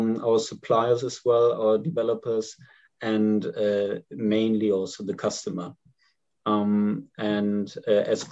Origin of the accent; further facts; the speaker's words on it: Germany; I'm from Germany